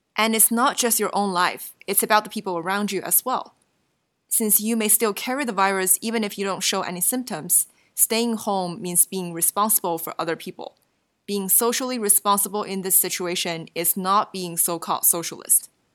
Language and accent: English; China; moved away; Where I grew up in China, it can get really cold outside during the winter